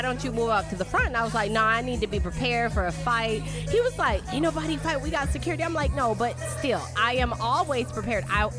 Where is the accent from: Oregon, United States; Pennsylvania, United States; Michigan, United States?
Michigan, United States; Detroit; I'm from Detroit